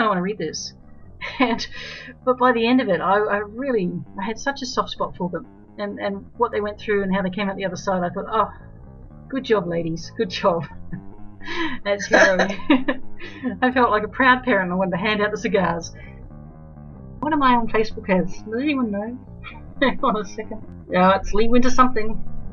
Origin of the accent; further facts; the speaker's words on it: Australia; also born or lived in New Zealand; I'm from Australia